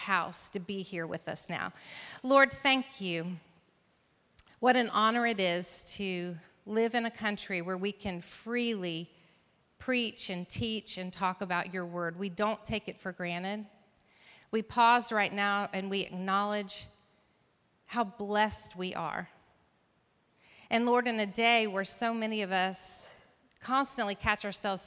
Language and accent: English; North Carolina, United States; here in my home state of North Carolina